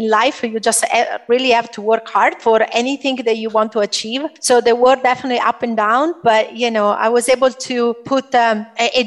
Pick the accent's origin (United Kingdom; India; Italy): Italy; moved away as an adult; now in United States; I am Italian. I was born in Italy